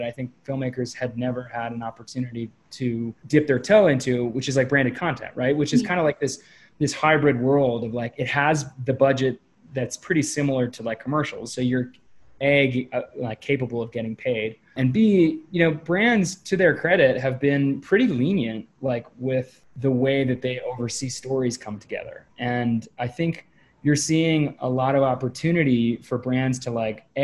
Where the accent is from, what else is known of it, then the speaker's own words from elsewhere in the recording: New Hampshire, United States; moved away; I grew up climbing in New Hampshire